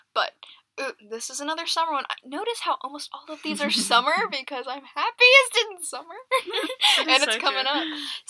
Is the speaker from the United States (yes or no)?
yes; Iowa, United States; Because we're from Iowa, right?